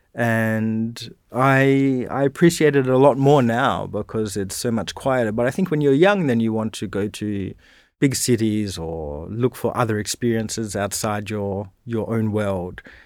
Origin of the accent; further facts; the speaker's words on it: Dardanup, Western Australia, Australia; moved away as an adult; also born or lived in Bunbury / Perth; now in Canberra, Australia; I was born in Bunbury, but then really we, we lived, uh, in a town just outside of Bunbury called Dardanup